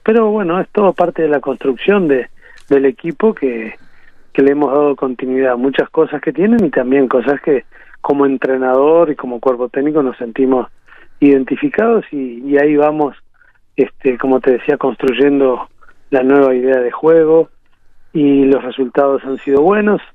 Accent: Uruguay; moved away as an adult; also born or lived in Honduras; tenía ganas de volver al país

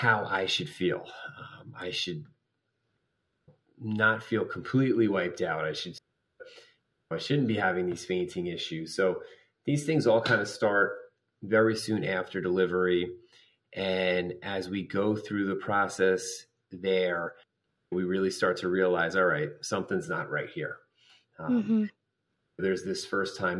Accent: New Jersey, United States; I am from New Jersey.

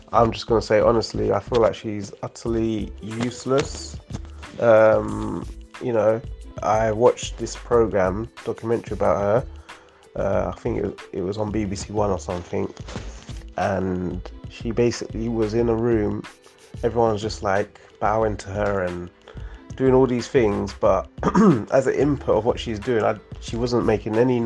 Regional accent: Italy; I come from Italy

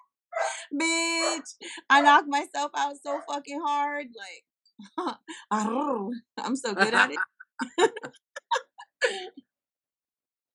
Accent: Corpus Christi, Texas, United States; My family used to own a Mexican restaurant here in Corpus, down in the Gaslight Square, called Josie's Mexican Restaurant

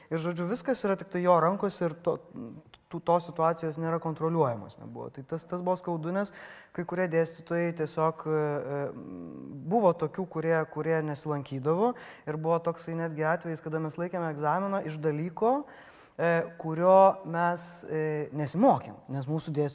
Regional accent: Panevėžys, Panevėžys County, Lithuania

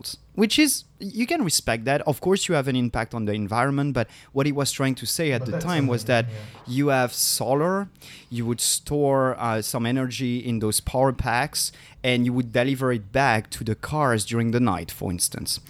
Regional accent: France; I'm from France

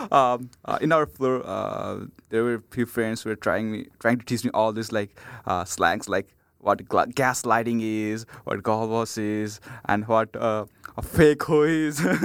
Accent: Nepal; English is a second language; moved away as an adult; now in United States; from Nepal

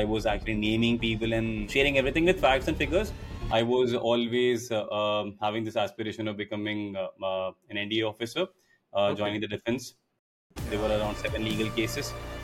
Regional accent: Bara, Rajasthan, India; I actually belong to a place called Bara, which is 73 kilometers southeast to Kota in Rajasthan

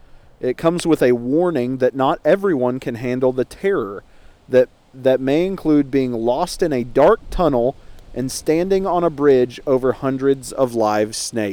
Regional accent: Oklahoma, United States; Oklahoma, it's the Trail of Fear. It's my home state.

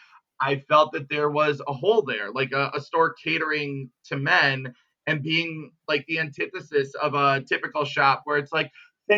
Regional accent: Wilmot, Wisconsin, United States; moved away as an adult; now in Milwaukee, United States; I grew up in Wilmot, Wisconsin, down in Kenosha County, between like Kenosha and Lake Geneva.

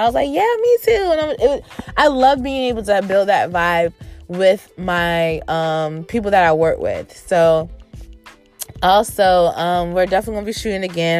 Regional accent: Virginia, United States; in my hometown, VA, on my birthday weekend

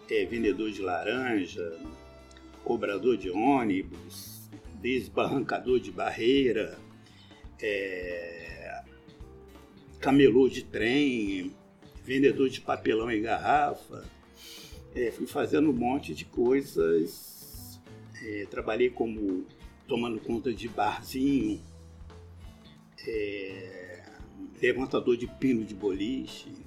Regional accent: Nova Iguaçu, Rio de Janeiro, Brazil; não sei se você sabe, né? Acho que eu sei. E nasci em Nova Iguaçu

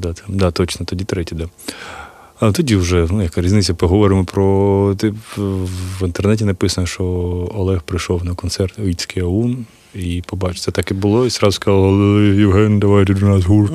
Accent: Kyiv, Ukraine; Я от з Києва

